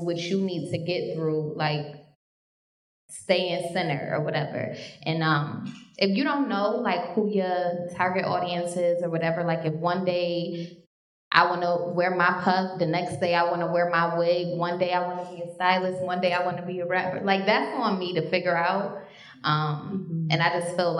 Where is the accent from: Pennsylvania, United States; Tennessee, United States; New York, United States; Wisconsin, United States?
New York, United States; Rochester; moved away; I'm from upstate, I'm from Rochester, New York